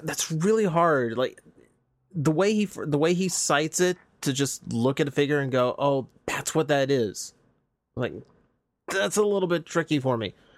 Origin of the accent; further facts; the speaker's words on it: United States; being American